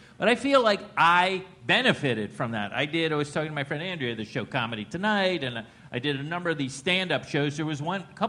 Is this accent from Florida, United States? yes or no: yes; Plantation, Florida, United States; moved away as an adult; also born or lived in Los Angeles, California; I'm from Florida, and to make it worse, I don't know if you know this. I'm from the most politically incorrect named town, city in the country. It's called Plantation, Florida.